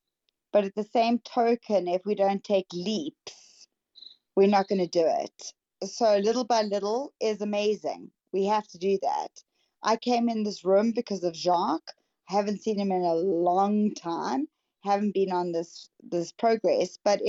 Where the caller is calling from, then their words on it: South Africa; I'm coming in from South Africa. So deep, deep, deep down south for all of us.